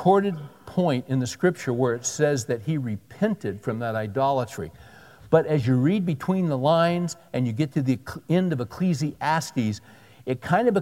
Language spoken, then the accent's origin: English; California, United States; I grew up in California, out on the beaches